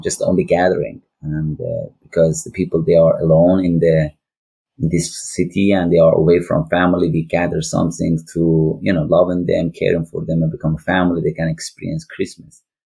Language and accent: English; northwest Iran, Iran; English is a second language; moved away as an adult; now in Liverpool, United Kingdom; I am from Iran. I born in northwest of Iran